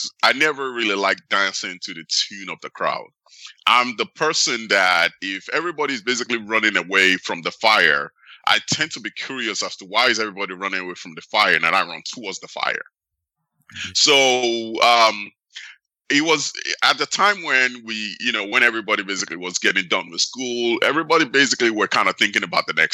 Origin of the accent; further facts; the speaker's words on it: Nigeria; now in United States; I was actually born in the United States and I grew up in Nigeria.